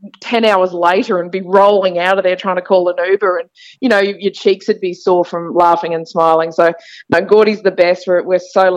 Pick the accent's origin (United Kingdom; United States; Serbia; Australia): Australia; Townsville, Queensland; And I was born in Townsville as well